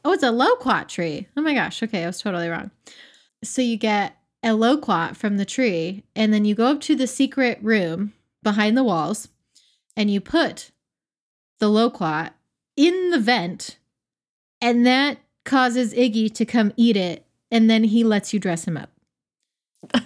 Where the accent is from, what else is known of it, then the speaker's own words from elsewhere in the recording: Pensacola, Florida, United States; in my hometown, in Hannah's hometown of Pensacola, we have crews here